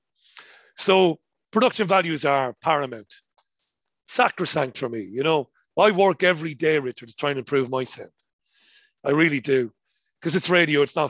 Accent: Ireland; accent: colloquial Irish; my colloquial Irish accent.

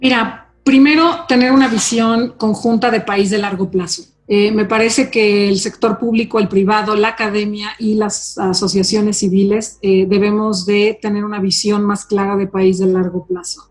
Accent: Mexico City, Mexico; yo soy una mexicana de hueso colorado, yo nací y crecí en esta ciudad de México

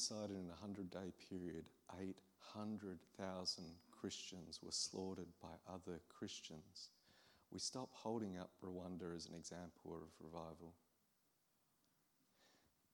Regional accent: Australia; I'm an Aussie from the other side of the world

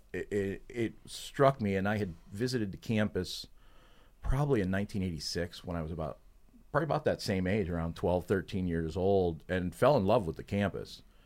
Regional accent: Pittsburgh, Pennsylvania, United States; moved away; I'm from the Pittsburgh area

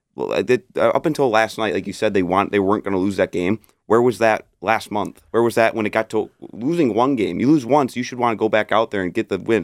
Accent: Detroit, Michigan, United States; I grew up in Metro Detroit

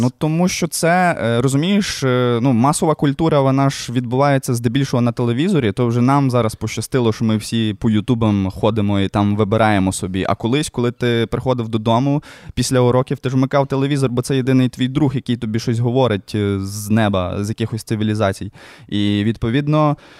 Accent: Lviv, Lviv Oblast, Ukraine; мій район мільйон е, патона е, тільки будувався. Ну, е, Звісно, естетика, ця вся совєтська, оці спальники, воно таке трошки не дуже милує око, але все одно це дуже цікаво дивитись, коли створюється твій дім, де ти виріс.

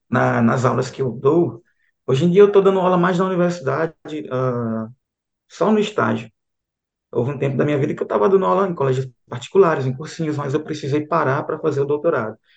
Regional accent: Aracaju, Sergipe, Brazil; moved away as an adult; now in João Pessoa, Brazil; Eu venho ali de Aracaju, Sergipe.

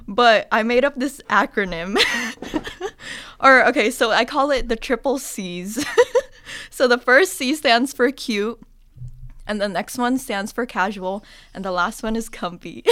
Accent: the Bay Area, California, United States; moved away; I'm from the Bay

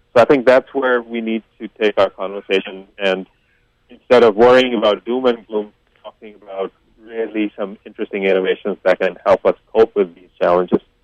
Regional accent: India; now in Canada; I come from India, and I do know that we have water issues even in a city like Mumbai.

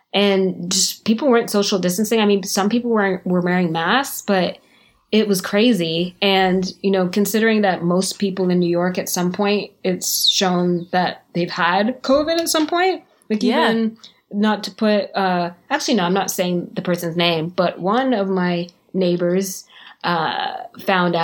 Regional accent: Canada; also born or lived in Jamaica; now in Florida, United States; I was born in Jamaica. I moved to Canada when I was very young

